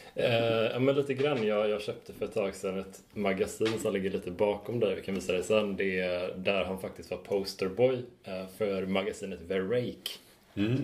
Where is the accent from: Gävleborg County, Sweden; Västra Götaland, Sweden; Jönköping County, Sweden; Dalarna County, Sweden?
Västra Götaland, Sweden; Horred; jag är från Horred